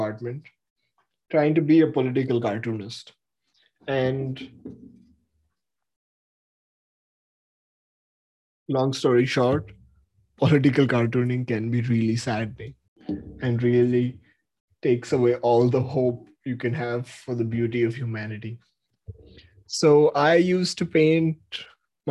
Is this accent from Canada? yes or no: no; Mumbai, Maharashtra, India; moved away; also born or lived in San Francisco; I was born in Mumbai in 1997